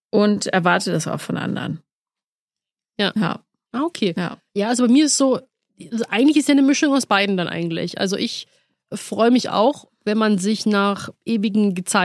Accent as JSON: {"language": "German", "region": "Rhineland", "country": "Germany", "tie": "born or raised there", "said": "ich bin ja im Rheinland groß geworden."}